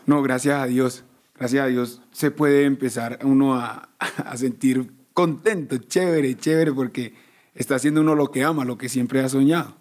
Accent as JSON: {"language": "Spanish", "town": "Medellín", "region": "Antioquia", "country": "Colombia", "tie": "born or raised there", "said": "Nosotros todos, todos nacimos en Medellín."}